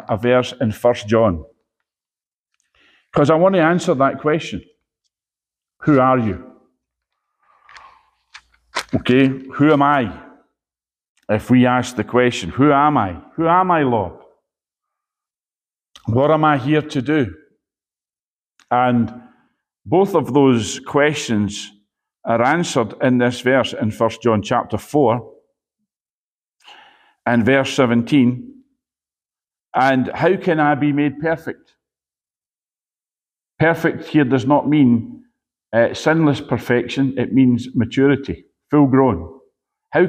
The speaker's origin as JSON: {"language": "English", "town": "Edinburgh", "region": "Scotland", "country": "United Kingdom", "said": "I'm from Edinburgh, so I call them bairns"}